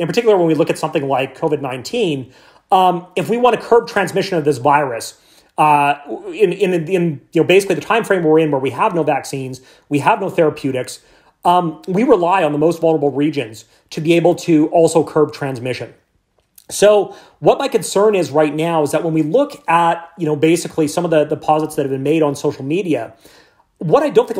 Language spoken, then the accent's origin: English; central Canada, Canada; I grew up in Canada, in central Canada, so I like to think that maybe we're a humble nation